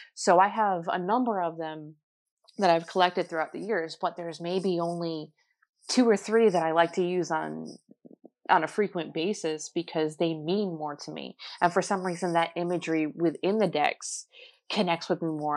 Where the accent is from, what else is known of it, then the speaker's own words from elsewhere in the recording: New Jersey, United States; I was born in New, New Jersey